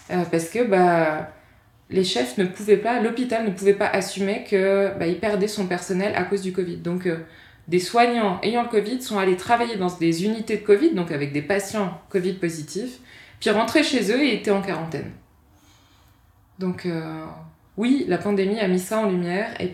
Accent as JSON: {"language": "French", "country": "France", "moved": "as an adult", "lives_now": "Switzerland", "said": "Moi, quand je suis arrivée en Suisse, venant de France, je me suis dit waouh"}